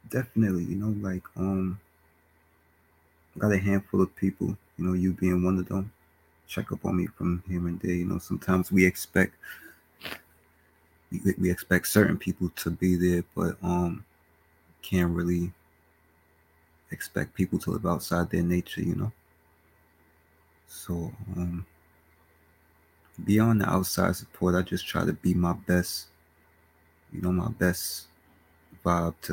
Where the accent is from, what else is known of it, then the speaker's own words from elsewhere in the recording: Bronx, New York, United States; Born and raised in the Bronx, New York.